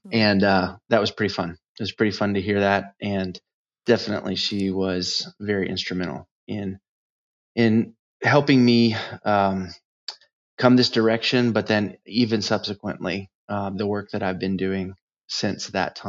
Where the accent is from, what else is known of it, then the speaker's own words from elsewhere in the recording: United States; Well, I'm from the United States. I grew up all over the place. My dad was in the Navy, and so I popped around a bit.